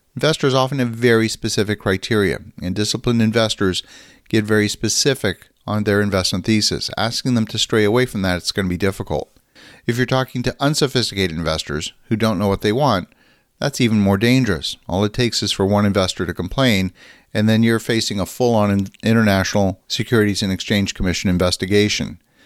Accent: Canada; a Canadian who's very active in U S investments

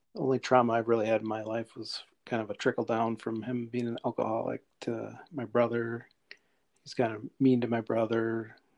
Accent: Rochester, United States; I was born and raised in Rochester

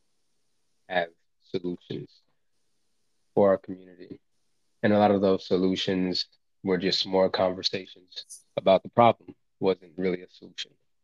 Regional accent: Lincoln, Nebraska, United States; I grew up here in Lincoln, Nebraska

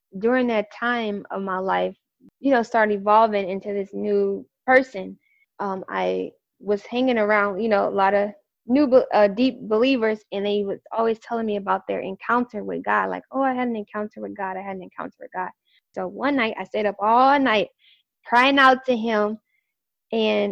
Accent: St. Louis, Missouri, United States; moved away as an adult; also born or lived in Chicago; I'm originally from St. Louis, Missouri. So I'm like a small Midwester from St. Louis, Missouri

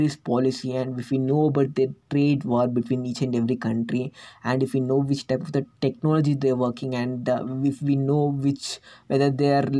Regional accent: India; I'm from India

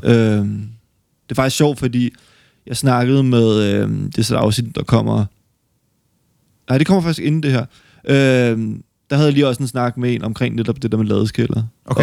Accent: West Jutland, Denmark; jeg er oprindelig fra Kalamborg i Vestjylland

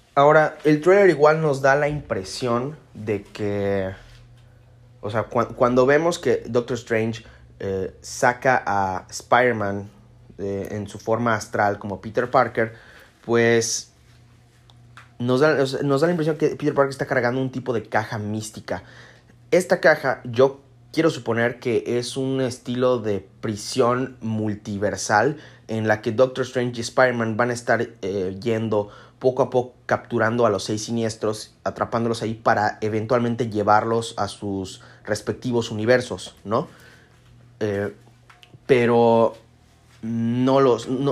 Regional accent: Mexico; yo conozco a mi gente, conozco a mi pueblo y México

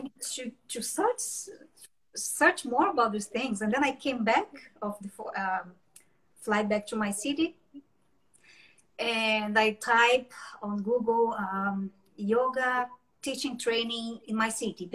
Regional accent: Brazil; English is a second language; moved away as an adult; now in Montreal, Canada; I'm from Brazil, but, but living here in Montreal now.

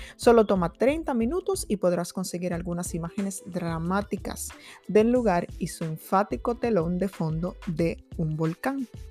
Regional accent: Dominican Republic; yo soy de República Dominicana nativa

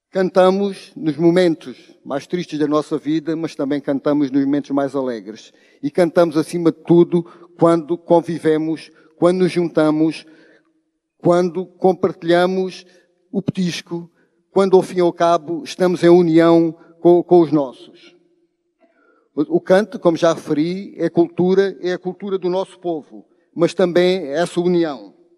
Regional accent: Alentejo, Portugal; se somos do Baixo Alentejo, se somos do Alto Alentejo

